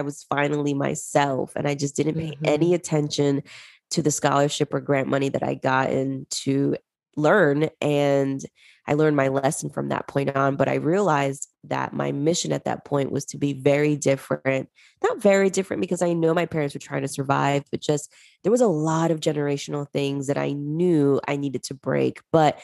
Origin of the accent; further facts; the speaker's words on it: New Jersey, United States; also born or lived in Callao, Peru; I grew up in Jersey with my parents